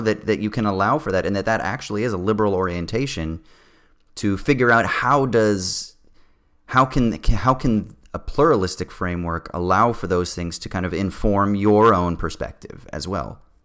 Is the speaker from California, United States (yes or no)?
yes; Southern California, United States; I grew up in Southern California